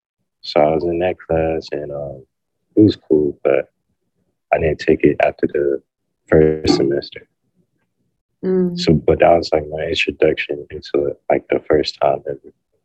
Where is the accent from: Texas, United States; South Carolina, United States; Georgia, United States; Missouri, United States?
Georgia, United States; Atlanta; Well, growing up, it was like I wasn't really into art. Like a lot of the people in my neighborhood weren't into that type of stuff.